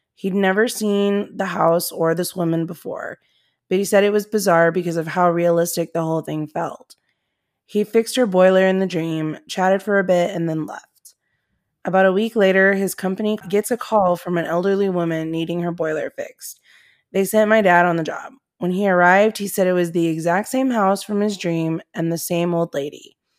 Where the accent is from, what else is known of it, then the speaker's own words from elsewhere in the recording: Comstock, United States; where I grew up in Comstock